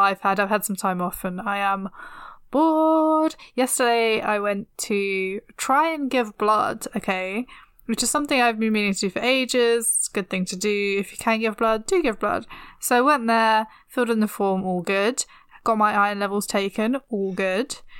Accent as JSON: {"language": "English", "region": "London", "country": "United Kingdom", "tie": "born or raised there", "said": "growing up in North London"}